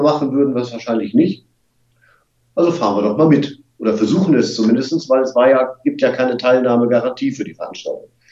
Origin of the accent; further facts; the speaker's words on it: Wolfsburg, Lower Saxony, Germany; now in Hamburg, Germany; geboren in Wolfsburg